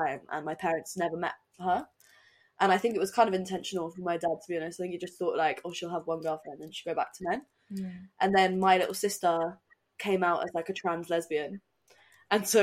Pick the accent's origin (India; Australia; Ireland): Ireland; I grew up in Southern Ireland.